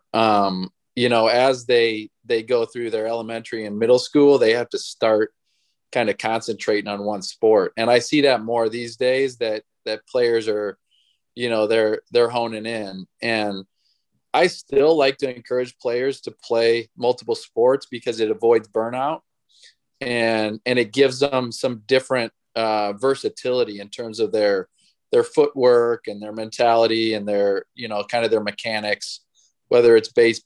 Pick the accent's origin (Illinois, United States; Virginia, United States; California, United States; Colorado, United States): Illinois, United States; I grew up in Illinois